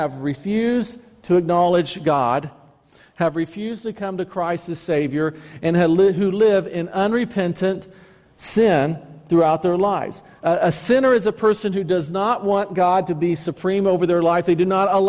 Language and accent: English; United States; I am identified as an American citizen